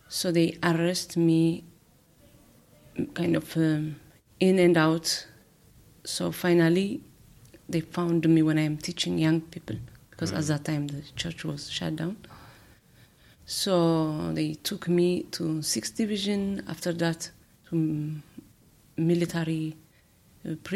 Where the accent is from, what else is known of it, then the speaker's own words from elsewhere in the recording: Eritrea; moved away; I came from Eritrea.